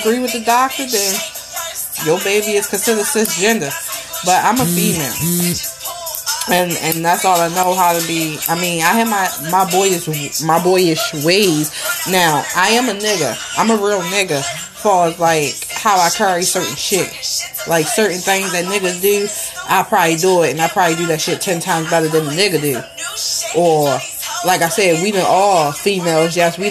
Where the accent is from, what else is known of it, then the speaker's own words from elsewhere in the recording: Baltimore, Maryland, United States; I grew up, born and raised in Baltimore